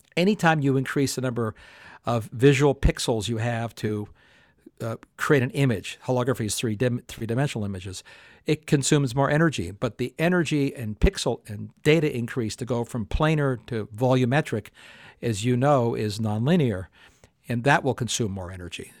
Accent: Canada; I grew up in Canada

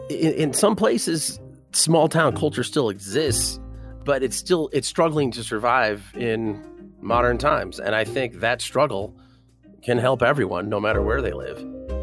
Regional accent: Gould, Colorado, United States; I grew up near Walden in the suburb of Gould, Colorado.

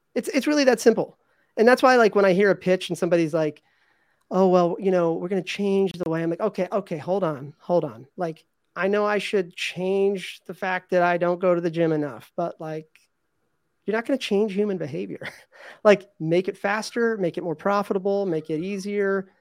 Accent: Virginia, United States; I grew up in Virginia

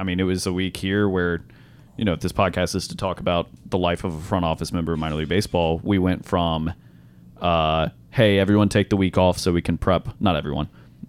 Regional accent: Franklin, Tennessee, United States; Yes, I'm from Nashville. I'm actually from Franklin.

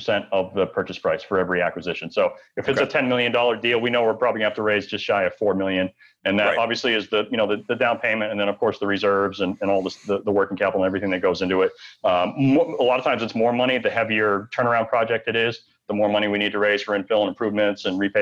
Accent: Maine, United States; moved away as an adult; also born or lived in Bangor, Maine; now in Maui, United States; I'm born and raised in Maine, lived there on and off like most of my life.

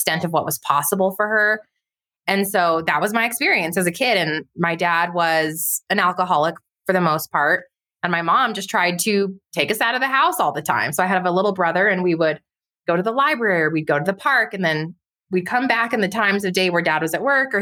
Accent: White Rock, New Mexico, United States; I grew up in White Rock, New Mexico, really tiny town outside of Los Alamos, New Mexico.

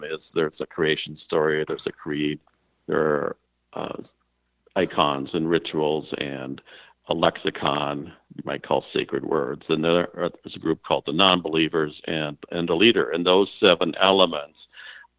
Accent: Minneapolis, Minnesota, United States; moved away; also born or lived in Oceanside, California / New York City; I was born in Oceanside, California. And when I was about a year old, my parents wanted to bring me back to Minneapolis, St. Paul

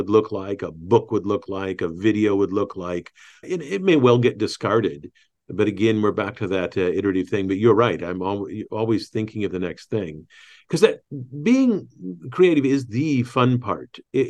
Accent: Michigan, United States; accent: Southern Indiana; also born or lived in Indiana; I think we're both Midwesterners. I was born in Indiana, raised in Michigan, and actually had a Southern Indiana accent, which I worked with a voice teacher to get rid of when I was in my 30s, I think.

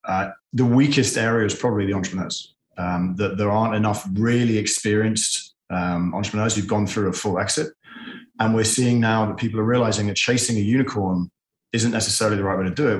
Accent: London, United Kingdom; moved away as an adult; also born or lived in Boston; now in Dallas, United States; I am from London, where I've and sold a couple of businesses. I then moved to Boston to study

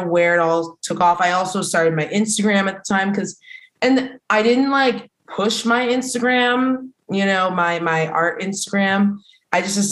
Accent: Philadelphia, Pennsylvania, United States; moved away as an adult; now in Washington, D.C., United States; I'm from the Philly area

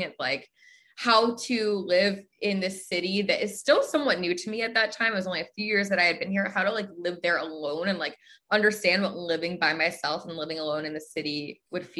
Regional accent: New Jersey, United States; moved away as an adult; also born or lived in Pennsylvania; now in Chicago, United States; I'm from the East Coast. Originally, I'm from New Jersey.

